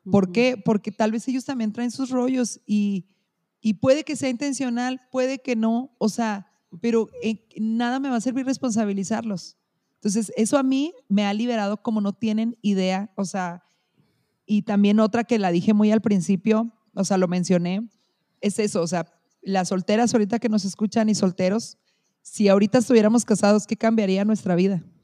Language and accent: Spanish; Chihuahua, Mexico; soy mexicana y soy de Chihuahua